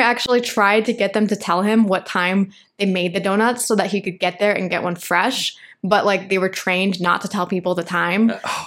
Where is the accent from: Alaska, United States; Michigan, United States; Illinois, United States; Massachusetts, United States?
Michigan, United States; also born or lived in Los Angeles, United States; now in Medellín, Colombia; I grew up in Michigan.